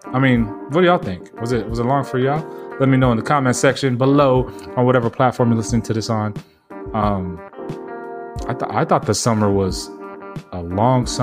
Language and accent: English; San Diego, California, United States; moved away; I'm from San Diego, where we have that fucking 70-degree weather all fucking year long